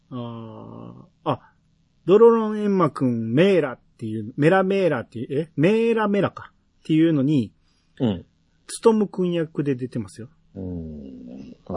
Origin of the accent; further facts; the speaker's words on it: Hiroshima, Japan; 俺、広島出身で、あの、高校も僕知ってますよ。